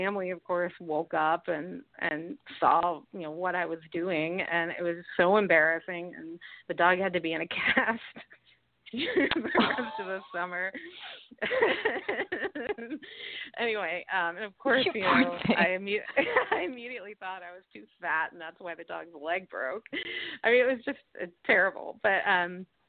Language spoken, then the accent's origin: English; New York City, New York, United States; I grew up in New York City.